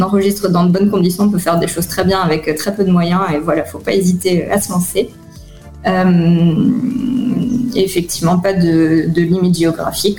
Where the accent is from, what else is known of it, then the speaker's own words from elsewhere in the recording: Clermont-Ferrand, Auvergne-Rhône-Alpes, France; moved away as an adult; also born or lived in Paris; now in Tel Aviv, Israel; je suis née à Clermont-Ferrand en France